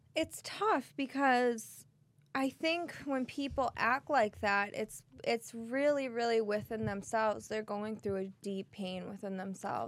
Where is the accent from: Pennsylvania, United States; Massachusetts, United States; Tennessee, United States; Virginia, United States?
Massachusetts, United States; Boston; accent: Boston; my Boston accent